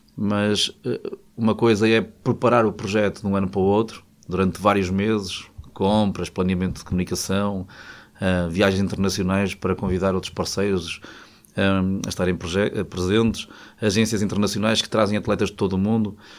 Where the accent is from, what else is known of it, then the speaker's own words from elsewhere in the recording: Peso da Régua, Norte, Portugal; moved away as an adult; also born or lived in Vila Real / Porto / Lisbon; decidi regressar à terra que me viu nascer. E, e, morava na aldeia que, eu, que é a minha aldeia, que é Poiás da Régua